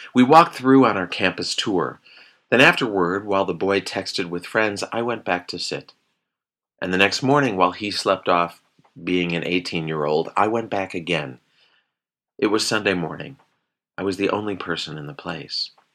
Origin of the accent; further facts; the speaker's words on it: Chicago, Illinois, United States; moved away; growing up in Chicago